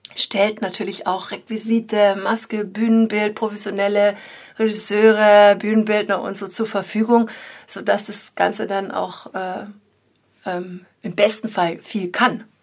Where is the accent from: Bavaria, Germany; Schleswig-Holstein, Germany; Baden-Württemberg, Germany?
Baden-Württemberg, Germany; the area around Freiburg; now in Dresden, Germany; weil ich bin sogar hier in der Gegend geboren und war schon lange nicht mehr hier unten.